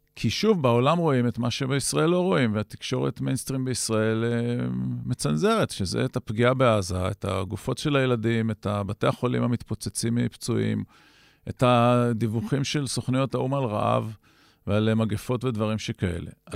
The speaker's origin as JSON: {"language": "Hebrew", "country": "Israel", "said": "אנחנו כצברים"}